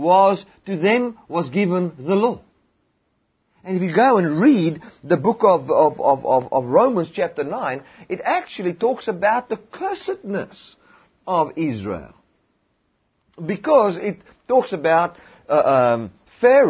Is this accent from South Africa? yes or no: yes; South Africa; in South Africa, we live here as South Africans